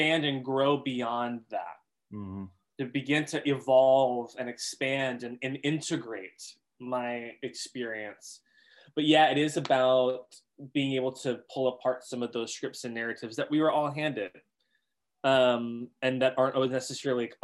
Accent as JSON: {"language": "English", "region": "the South", "country": "United States", "tie": "born or raised there", "said": "I was born in the South in the United States into a white conservative evangelical structure. And that's where I grew up."}